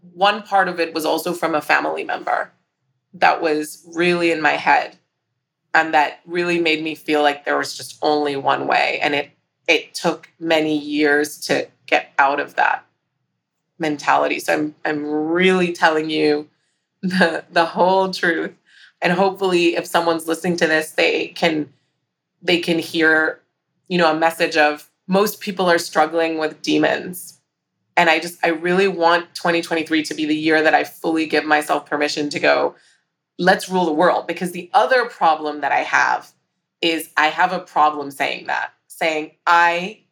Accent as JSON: {"language": "English", "country": "Hong Kong", "tie": "born or raised there", "said": "growing up in Hong Kong"}